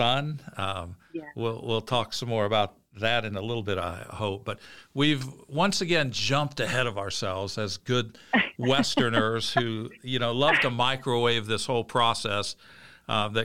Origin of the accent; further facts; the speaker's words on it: Midwest, United States; I grew up in the Midwest